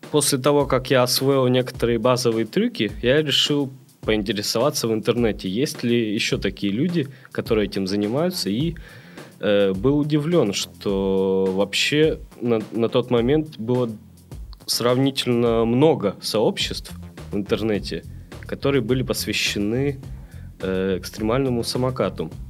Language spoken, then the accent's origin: Russian; Perm, Perm Krai, Russia; moved away as an adult; now in Saint Petersburg, Russia; я вырос э, в Перми, э, в Санкт-Петербург, э, переехал учиться в 2007